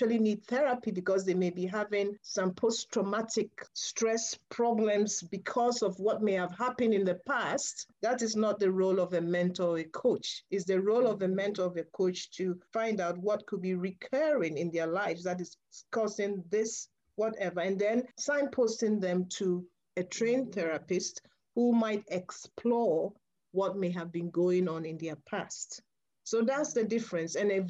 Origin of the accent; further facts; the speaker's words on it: Ghana; moved away as an adult; at 15 years, yes, I would have been obviously growing up in Ghana in a girls' Catholic boarding school